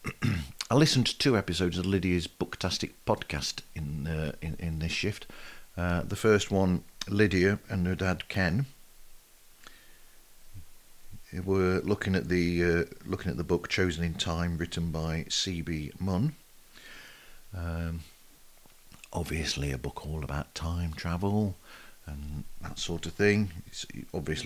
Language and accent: English; United Kingdom; not being American or Canadian and being Brit